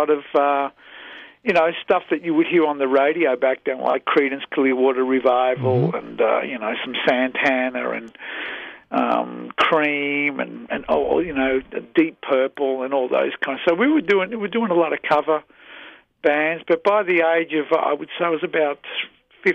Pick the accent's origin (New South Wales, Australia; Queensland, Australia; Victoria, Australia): Victoria, Australia; Melbourne; moved away as an adult; also born or lived in Chicago; now in United States; I was born and raised in Melbourne, Australia